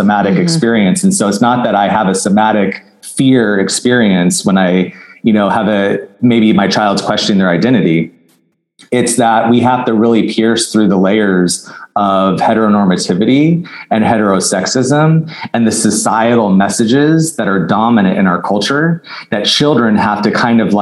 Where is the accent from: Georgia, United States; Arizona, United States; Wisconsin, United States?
Arizona, United States; now in Los Angeles, United States; I live in Los Angeles, I'm from Arizona